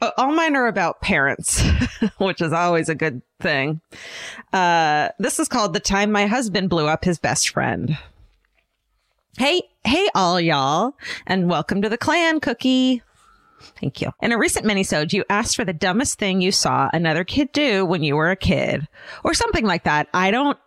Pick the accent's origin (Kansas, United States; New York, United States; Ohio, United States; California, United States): California, United States; I'm from California